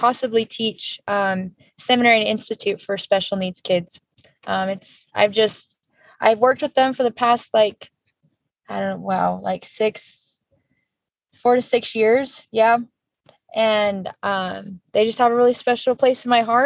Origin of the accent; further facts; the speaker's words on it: Santa Clara, Utah, United States; also born or lived in California / St. George, Utah; raised just in St. George and Santa Clara area